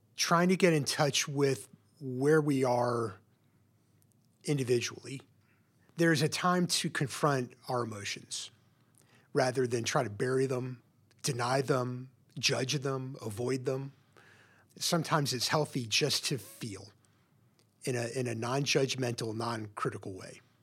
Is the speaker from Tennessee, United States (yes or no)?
yes; Memphis, Tennessee, United States; now in Portland, United States; I grew up in Memphis, Tennessee, in a, a pretty typical suburban home